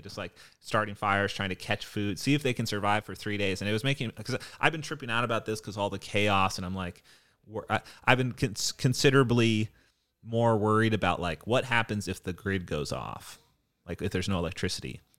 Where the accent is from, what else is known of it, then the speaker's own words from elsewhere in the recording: Hawaii, United States; moved away; also born or lived in Point Loma, San Diego; I grew up in Hawaii and we had tsunami alarms every month.